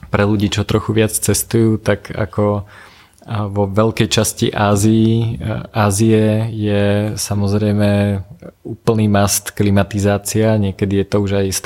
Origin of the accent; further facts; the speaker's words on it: central Slovakia, Slovakia; now in Bratislava, Slovakia; ja som vyrastal na strednom Slovensku, okolo mňa nízke Tatry